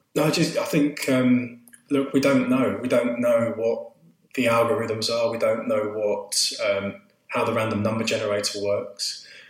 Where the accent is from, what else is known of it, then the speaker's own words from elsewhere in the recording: Southend-on-Sea, East of England, United Kingdom; I grew up in Essex, in Southend, which is where I still live now